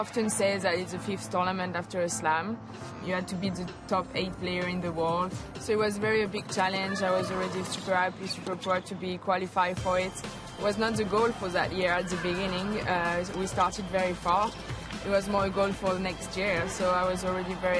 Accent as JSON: {"language": "English", "town": "Lyon", "region": "Auvergne-Rhône-Alpes", "country": "France", "second_language": "English", "said": "I'm from Lyon"}